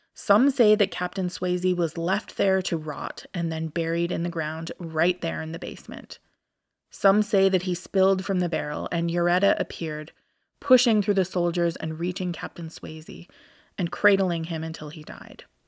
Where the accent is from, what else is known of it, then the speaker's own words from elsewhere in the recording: Alberta, Canada; I'm from Alberta, which is the province to the west of Saskatchewan